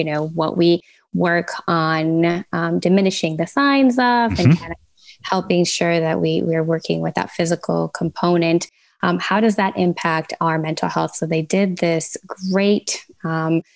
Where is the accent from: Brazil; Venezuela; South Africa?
Venezuela; now in Fort Lauderdale, United States; I'm based out of Fort Lauderdale, originally from Venezuela